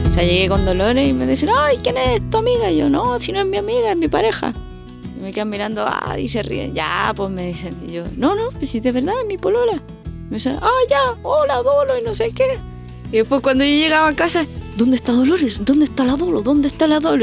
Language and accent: Spanish; Chile; moved away as an adult; also born or lived in Madrid, Spain; now in Melbourne, Australia; como chilena siempre digo Po